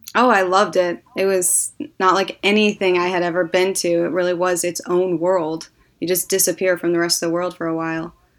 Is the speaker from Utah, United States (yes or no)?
no; Northwest Indiana, United States; I grew up in Northwest Indiana, um, that's where, uh, my whole family's from